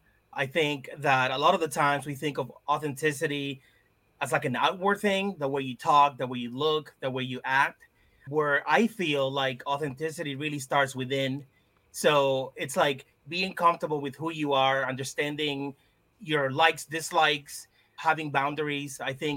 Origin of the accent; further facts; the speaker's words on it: Lawrence, Massachusetts, United States; So yeah, growing up in Lawrence, you would go to a store, a bodega, you would go down the street, you went to the barbershop, even in school, right? Like everyone spoke Spanish.